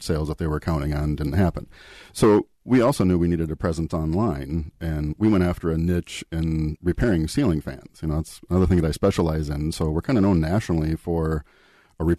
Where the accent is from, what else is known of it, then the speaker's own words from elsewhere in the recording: Eden Prairie, Minnesota, United States; I grew up in the Minneapolis area. Eden Prairie was my hometown.